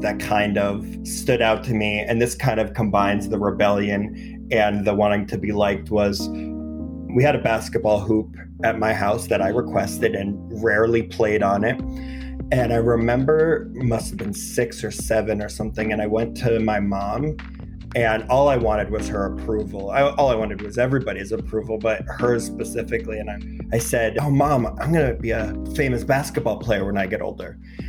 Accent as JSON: {"language": "English", "town": "New York City", "region": "New York", "country": "United States", "tie": "born or raised there", "said": "I grew up in Greenwich Village."}